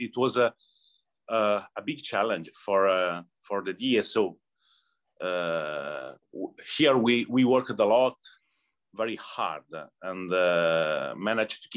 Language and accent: English; Cremona, Lombardy, Italy; English is a second language; moved away as an adult; now in Detroit, United States; I grew up in Cremona. Cremona is a little town in North Italy, close to Milan